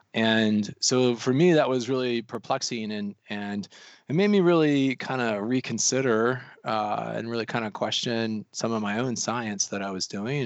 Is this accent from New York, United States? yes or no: no; Colorado, United States; also born or lived in North Carolina; now in Missoula, United States; I'm actually originally from the mountains. I'm from Colorado